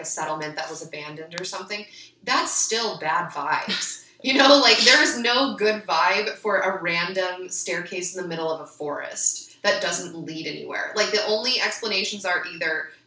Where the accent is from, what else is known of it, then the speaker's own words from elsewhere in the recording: Ventura, California, United States; I grew up in Ventura, so the way Ventura is set up is a mixture of ag-urban interface